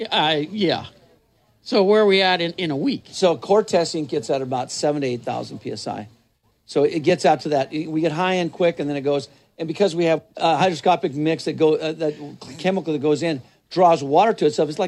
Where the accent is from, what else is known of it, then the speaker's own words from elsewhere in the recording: New Mexico, United States; I'm, not, I'm originally from New Mexico.